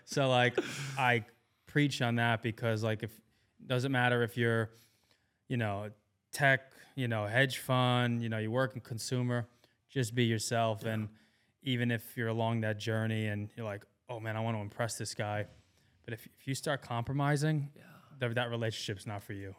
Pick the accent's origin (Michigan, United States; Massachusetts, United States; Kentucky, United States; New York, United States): New York, United States; moved away as an adult; now in Austin, United States; I'm not from Maryland, you know, I'm from New York